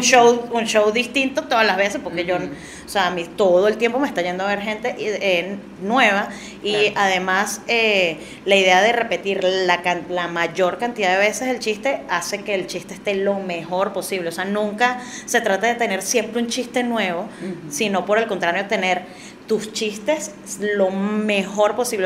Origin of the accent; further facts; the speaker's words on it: Caracas, Capital District, Venezuela; yo también ahora siendo caraqueña